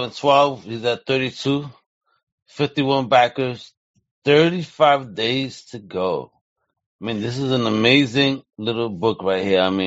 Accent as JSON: {"language": "English", "town": "New York City", "region": "New York", "country": "United States", "tie": "born or raised there", "said": "I grew up in New York, so I was around many accents"}